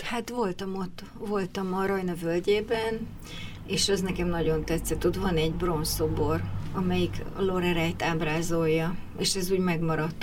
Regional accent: Budapest, Hungary; also born or lived in Miskolc; 8 te... évesen kerültem föl Budapestre, akkor az egész család költözött

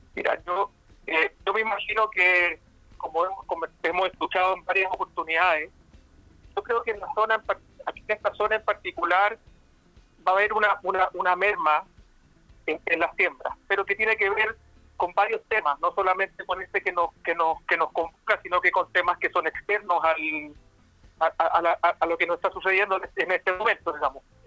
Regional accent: Chile; siendo un chileno a pie

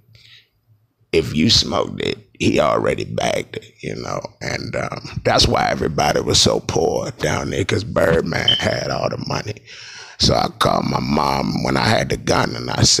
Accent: New Orleans, Louisiana, United States; I was poor, and I was in New Orleans, and I was Southern poor

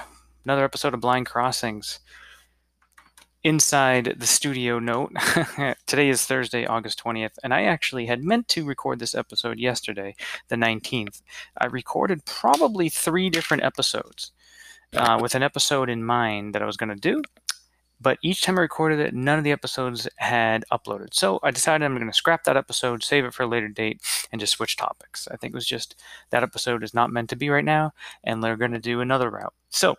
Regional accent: Holden, Massachusetts, United States; also born or lived in Salem, Massachusetts / Los Angeles, California / Somerville, Massachusetts; I'm from the Worcester area, which is in central Massachusetts, a little small town called Holden. This is where I grew up, and I've been staying here with my dad and brother since March because of the pandemic.

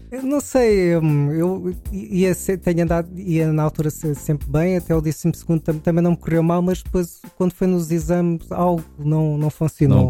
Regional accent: Queluz, Lisbon, Portugal; also born or lived in Amadora / Massamá; Eu nasci na Amadora, mas estive lá pouco tempo. Aos três meses mudei-me para Queluz, eh, e depois fiz o, o meu percurso todo a partir daí

